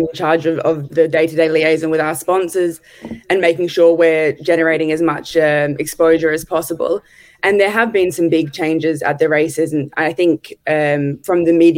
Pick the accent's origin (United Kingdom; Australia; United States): Australia; Adelaide, South Australia; I'm from Adelaide, so I grew up every January going to the Santos Tour Down Under